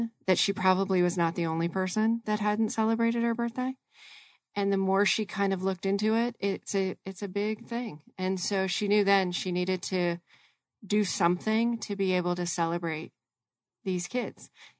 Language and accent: English; Colorado, United States; now in Arizona, United States; I am originally from Colorado. I'm not super thrilled with the weather there. So I'm a sun girl. I've been in Arizona now, gosh, dates me a little bit, probably 35 years.